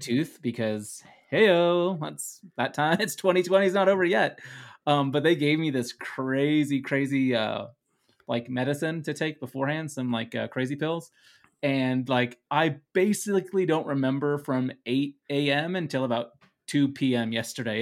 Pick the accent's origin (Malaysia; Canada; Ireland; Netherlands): Netherlands; English is a second language; English is my second language. I am from the Netherlands